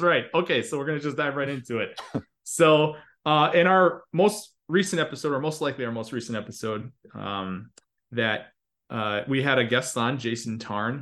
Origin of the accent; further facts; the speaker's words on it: Chicago, Illinois, United States; moved away; I grew up attending CCUC in Chicago